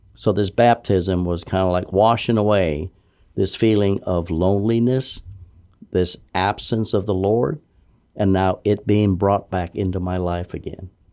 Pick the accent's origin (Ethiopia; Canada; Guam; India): Guam; moved away as an adult; born and raised there in Guam.